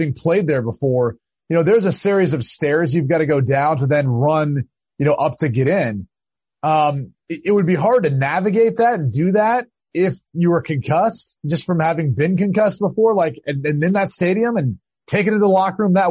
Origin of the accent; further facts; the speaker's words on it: Ohio, United States; growing up in Ohio, football was everything